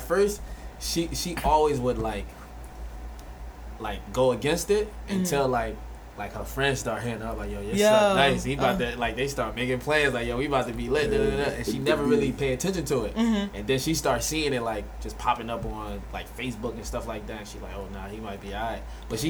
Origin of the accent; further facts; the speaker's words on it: Florida, United States; born there; English is a second language; also born or lived in Haiti; So I was born in Florida.